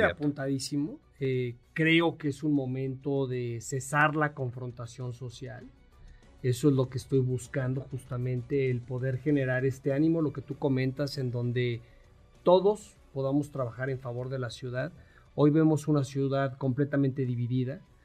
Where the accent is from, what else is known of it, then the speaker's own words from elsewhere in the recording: Mexico; todos somos mexicanos